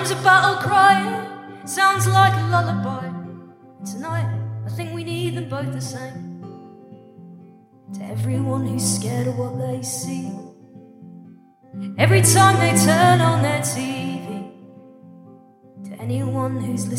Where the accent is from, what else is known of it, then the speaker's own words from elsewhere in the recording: United Kingdom; I'm from Britain.